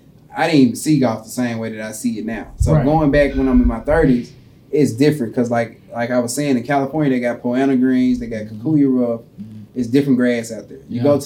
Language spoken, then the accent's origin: English; Bermuda; I grew up on Bermuda, so that's what I'm... That's my home.